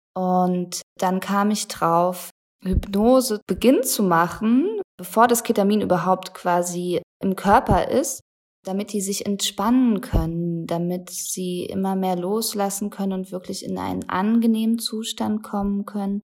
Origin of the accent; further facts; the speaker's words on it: Germany; bei uns in Deutschland